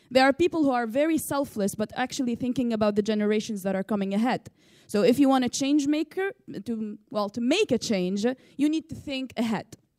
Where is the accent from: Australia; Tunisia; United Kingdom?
Tunisia; from Tunisia